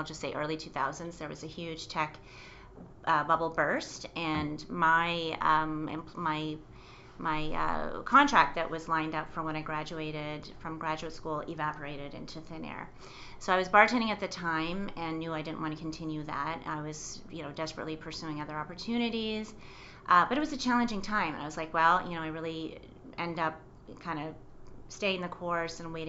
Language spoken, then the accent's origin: English; Chesterville, Ontario, Canada; moved away as an adult; also born or lived in Quebec / Ottawa / Asia; I grew up in rural Ontario, so a really, really small town. The small town was Chesterville, Ontario.